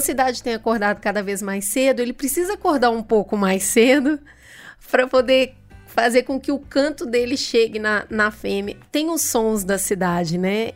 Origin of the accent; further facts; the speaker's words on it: Minas Gerais, Brazil; como boa mineira